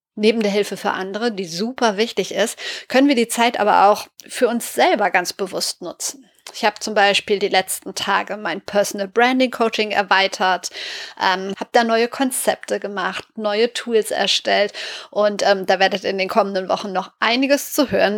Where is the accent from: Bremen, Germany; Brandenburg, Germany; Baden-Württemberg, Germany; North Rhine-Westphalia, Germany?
North Rhine-Westphalia, Germany; Sauerland; der gebürtig aus dem Sauerland kommt und dort aufgewachsen ist